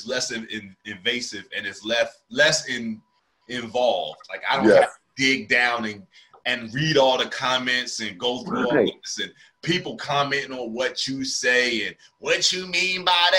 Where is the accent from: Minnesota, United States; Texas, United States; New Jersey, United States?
New Jersey, United States; Camden; also born or lived in Willingboro, New Jersey; now in North Carolina, United States; me growing up in Camden and Willowboro